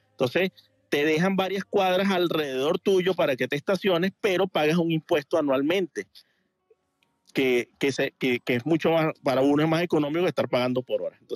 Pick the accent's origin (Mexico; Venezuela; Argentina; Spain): Venezuela; now in Miami, United States; yo vengo de Venezuela y en Venezuela toda cualquier parte de la calle que te pare es totalmente gratis.